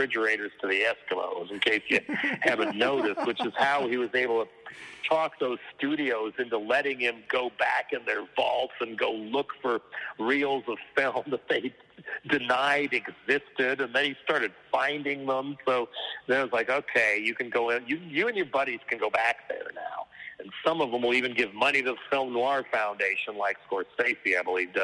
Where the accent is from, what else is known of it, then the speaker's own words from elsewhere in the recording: Boulder, Colorado, United States; moved away; I'm from Boulder outside of there